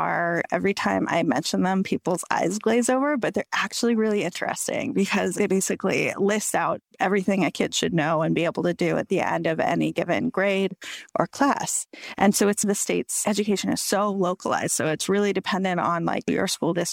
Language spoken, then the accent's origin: English; Chico, California, United States; I grew up in a town called Chico. It's in the same county as Paradise